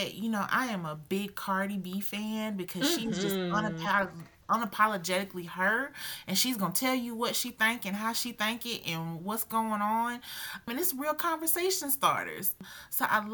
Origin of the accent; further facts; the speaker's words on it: Augusta, Georgia, United States; moved away as an adult; also born or lived in North Carolina; now in South Carolina, United States; I was born and raised in Augusta, Georgia